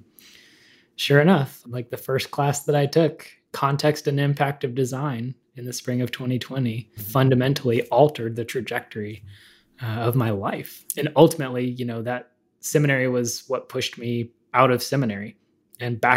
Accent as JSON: {"language": "English", "town": "Dallas", "region": "Texas", "country": "United States", "tie": "born or raised there", "also_born_or_lived": "Houston, Texas", "said": "my background is I am originally from Dallas. I was born in Houston, but got out of there as quickly as possible"}